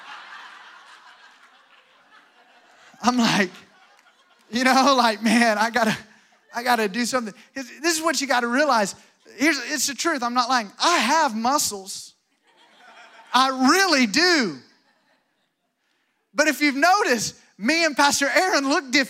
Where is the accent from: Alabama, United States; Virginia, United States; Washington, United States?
Alabama, United States; moved away; I'm from Alabama, so I was raised watching John Wayne